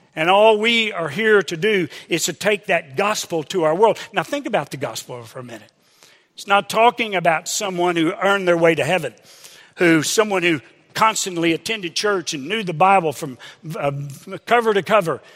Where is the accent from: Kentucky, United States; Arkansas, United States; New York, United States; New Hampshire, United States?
Arkansas, United States; Hot Springs; Sandy and I grew up in Hot Springs, Arkansas